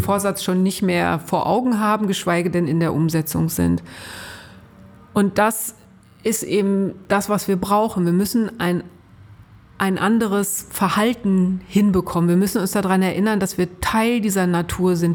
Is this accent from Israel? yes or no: no; Ruhr area, North Rhine-Westphalia, Germany; Also ich bin im Ruhrgebiet groß geworden, weit weg vom Meer und als ordentliche Nordrhein-Westfälin